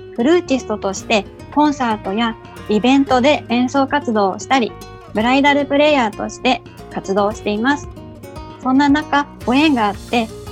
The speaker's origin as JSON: {"language": "Japanese", "town": "Fujimino", "region": "Saitama", "country": "Japan", "tie": "born or raised there", "said": "埼玉県のふじみ野市出身です"}